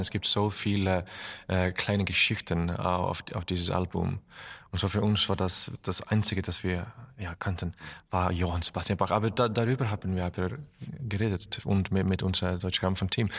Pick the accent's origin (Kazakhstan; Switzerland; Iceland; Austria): Iceland; German is a second language; also born or lived in Berlin, Germany; meine Heimat ist wirklich in Island, aber ich habe auch eine Wohnung hier